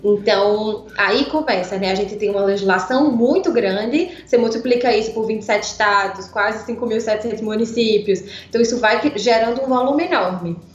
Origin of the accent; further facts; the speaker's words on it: Pernambuco, Brazil; accent: pernambucano; moved away as an adult; now in São Paulo, Brazil; Esse sotaque, né? É de claramente um sotaque pernambucano. Eu moro em São Paulo há seis anos, né? Mas vivi minha vida quase toda em Pernambuco